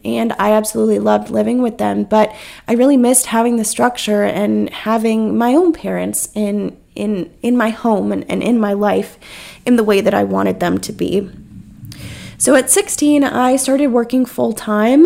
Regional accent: North Carolina, United States; moved away as an adult; now in South Carolina, United States; It was almost heartbreaking to me being in my hometown

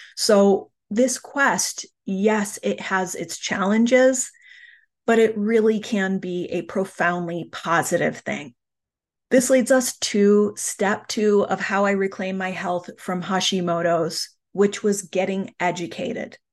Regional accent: United States; a very typical nineteen eighties American childhood

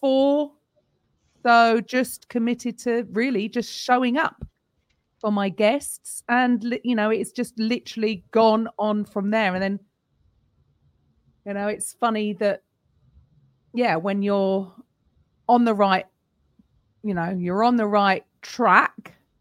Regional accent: London, United Kingdom; also born or lived in Naples, Italy; from London and I teach Step

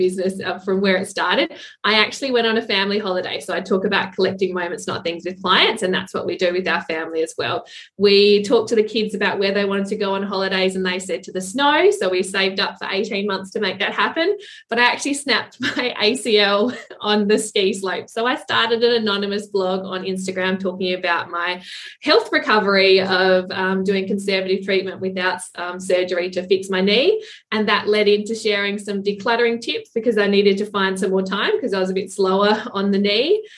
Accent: Adelaide, South Australia, Australia; moved away as an adult; now in Alford, Australia; I'm from Adelaide, 2.5 hours from where I live now

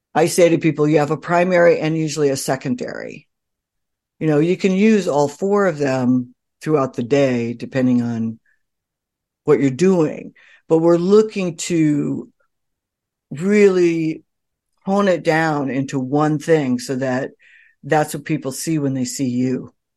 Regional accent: California, United States; moved away as an adult; also born or lived in New York City; I grew up in California.

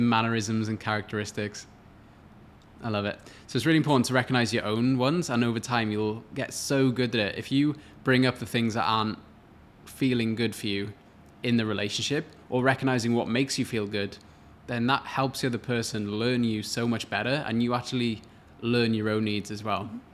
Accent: Wales, United Kingdom; moved away as an adult; now in Australia; I'm from Wales originally, which is in the U K

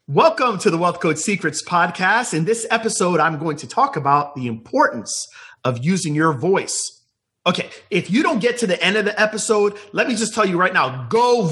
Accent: Jamaica; now in United States; I was not born in the United States. I was born in Jamaica

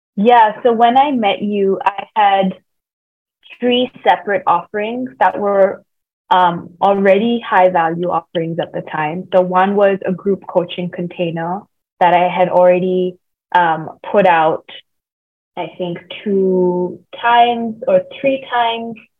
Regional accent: India; moved away; also born or lived in Sydney / Bay Area / Colombia; I am Indian

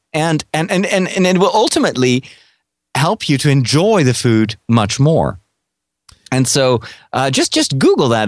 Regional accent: Netherlands; I'm from Holland.

